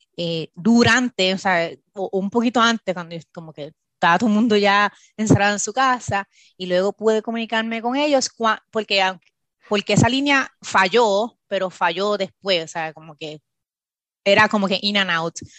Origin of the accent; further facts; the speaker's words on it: Bayamón, Puerto Rico; moved away as an adult; now in Maryland, United States; Yo nací en Puerto Rico, eh, me fui en Puerto Rico, en Bayamón, Puerto Rico, e hice mi bachillerato.